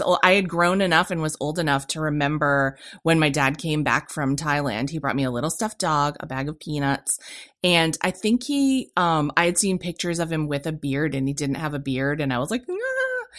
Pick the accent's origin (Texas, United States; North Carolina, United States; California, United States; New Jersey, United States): California, United States; born there; I was born in California on Vandenberg Air Force Base, which has recently been renamed Vandenberg Space Force Base.